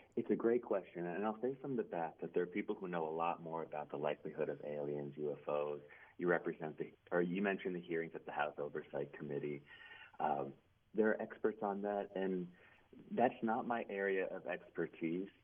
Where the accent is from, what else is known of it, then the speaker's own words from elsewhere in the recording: Cincinnati, Ohio, United States; moved away as an adult; also born or lived in Maine; now in Brunswick, Maine, United States; I'm in Maine now at Bowdoin College, but I'm born and raised in Ohio into my 20s from the Cincinnati area